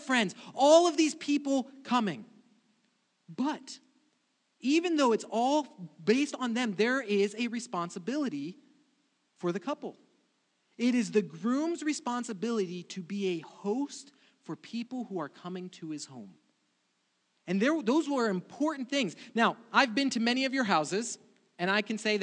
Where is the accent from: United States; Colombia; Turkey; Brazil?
Brazil; moved away; I grew up in Brazil, and weddings for me were a completely different thing.